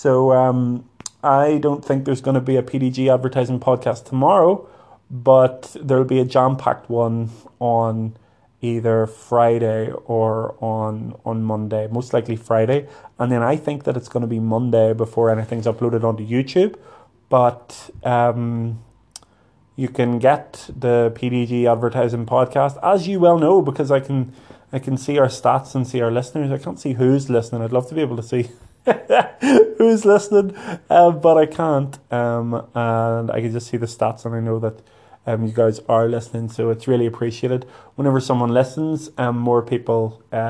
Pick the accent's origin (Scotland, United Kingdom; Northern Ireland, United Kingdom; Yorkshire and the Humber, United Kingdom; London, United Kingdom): Northern Ireland, United Kingdom; Lurgan; Lurgan, which is my hometown